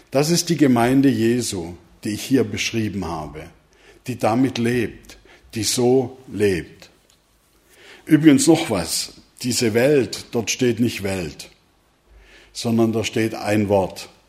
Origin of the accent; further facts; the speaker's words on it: Swabia, Germany; now in Neukirchen, Germany; Ihr habt schon grad von mir als Schwabe gehört